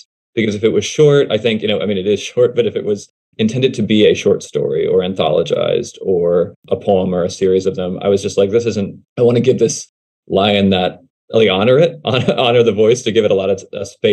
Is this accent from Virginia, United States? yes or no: yes; Charlottesville, Virginia, United States; moved away as an adult; also born or lived in Los Angeles; my hometown of Charlottesville, Virginia, which is that's where I grew up